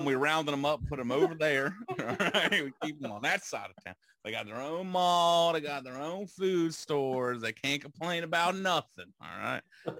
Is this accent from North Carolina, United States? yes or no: no; Virginia, United States; I'm from Virginia. I'm a sophisticated Southerner, and I always keep my dabbing towel.